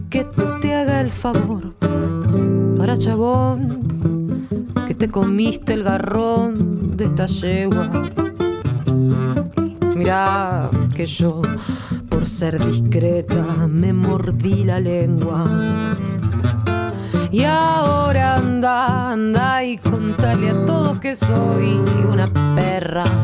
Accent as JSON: {"language": "Spanish", "town": "Rosario", "region": "Santa Fe", "country": "Argentina", "said": "soy música de Rosario."}